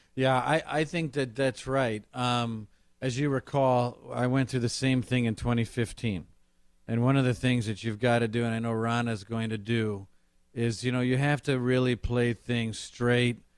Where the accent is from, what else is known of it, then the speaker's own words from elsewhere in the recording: Kenosha, Wisconsin, United States; also born or lived in Washington D.C.; I'm from Kenosha, Wisconsin